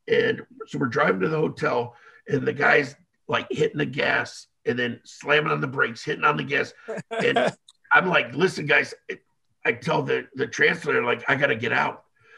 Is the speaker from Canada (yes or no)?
no; Israel; accent: Israeli; I don't know if that's my Israeli accent